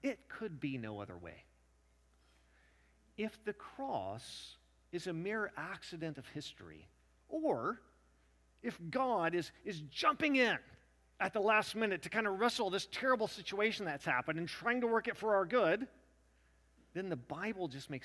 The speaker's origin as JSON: {"language": "English", "region": "Western Kentucky", "country": "United States", "tie": "born or raised there", "moved": "yes", "lives_now": "Tennessee, United States", "said": "I grew up in Western Kentucky. I now live in Winston, Tennessee"}